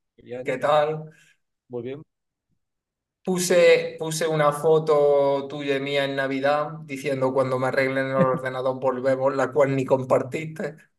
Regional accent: Chipiona, Andalusia, Spain; aquí en mi pueblo no hay mucho informático

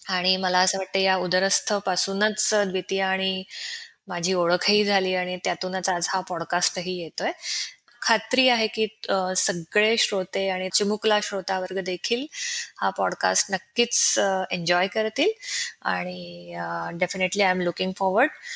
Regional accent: Pune, Maharashtra, India; moved away as an adult; now in Orlando, United States; मी मूळची आहे पुण्याची

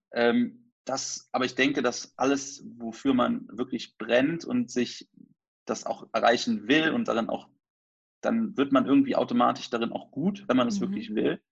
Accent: near Trier, Rhineland-Palatinate, Germany; moved away; also born or lived in Cologne; ich komme ursprünglich aus der Nähe von Trier

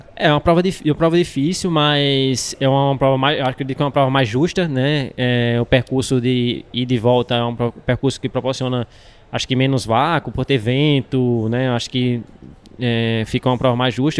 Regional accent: Natal, Rio Grande do Norte, Brazil; sou de Natal, Natal é uma região muito quente.

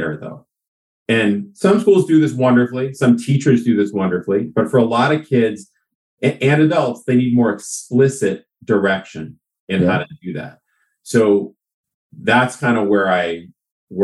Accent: Newton, Massachusetts, United States; also born or lived in New York City; I'm originally from Newton, Massachusetts

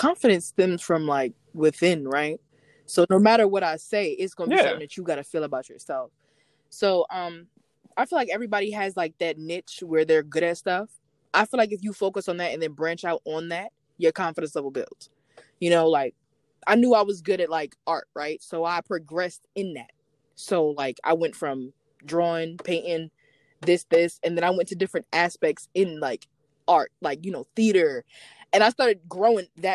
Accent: New York, United States; I'm from New York

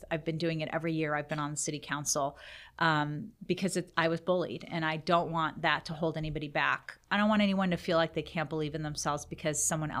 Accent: North Carolina, United States; born there; also born or lived in Iran; I actually was born in this country. I was born in North Carolina. And my dad was a student at NC State. And he and my mom lived here. And I was born and we went back to my country of origin, which is Iran.

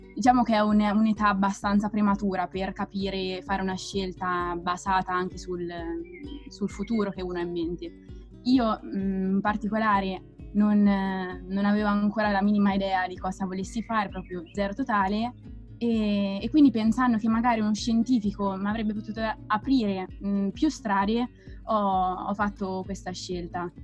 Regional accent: Perugia, Umbria, Italy; moved away as an adult; now in Rome, Italy; vengo da Perugia e ho frequentato chiaramente il liceo scientifico Galileo Galilei

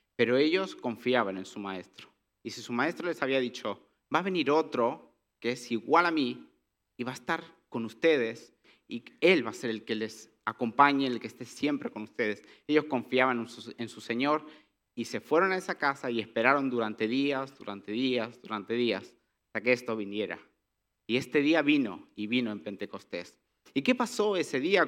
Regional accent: Catalonia, Spain; Que yo hable catalán es normal porque soy de Cataluña, desde pequeño yo crecí aprendiendo catalán.

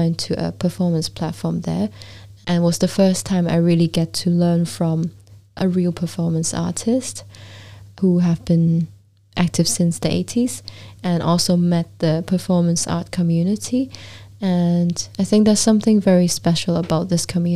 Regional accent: Hong Kong; moved away as an adult; also born or lived in Vancouver, Canada / London, United Kingdom / Iceland; growing up in Hong Kong, and London

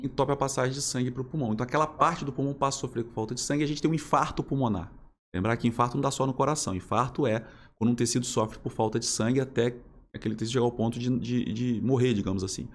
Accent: Volta Redonda, Rio de Janeiro, Brazil; also born or lived in Niterói; Sou, sou nascido em Volta Redonda

